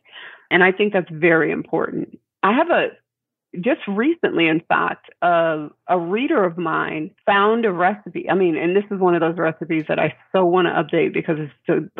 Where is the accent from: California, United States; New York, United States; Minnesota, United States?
New York, United States; moved away; I'm a New Yorker originally